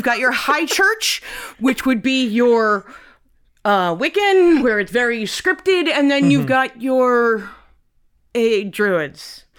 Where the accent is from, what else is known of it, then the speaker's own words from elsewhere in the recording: Ireland; I concentrated primarily on the Celtic pantheon because I'm Irish